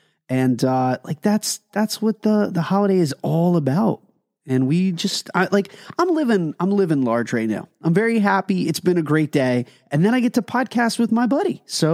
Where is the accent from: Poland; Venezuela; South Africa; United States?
United States; Pennsylvania; we're out of staters. We are from the Keystone State of Pennsylvania.